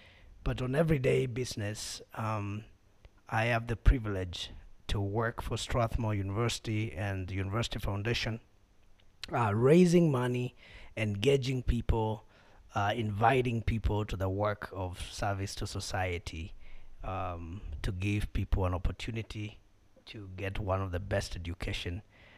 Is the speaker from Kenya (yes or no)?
yes; Makueni County, Kenya; I'm a Kenyan, born here, raised here, in the county of Makueni.